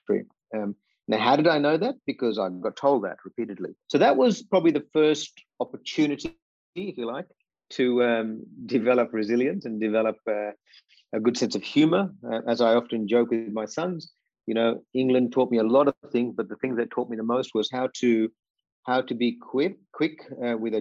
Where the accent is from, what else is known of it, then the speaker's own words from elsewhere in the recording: Vypin, Kerala, India; now in Australia; I grew up in a beautiful part of India, and there's so many beautiful parts in India called Kerala, in particular a place called Vaipin